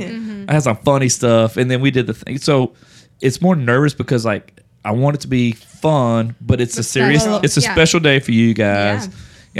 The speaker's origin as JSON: {"language": "English", "region": "Louisiana", "country": "United States", "said": "we're from Louisiana."}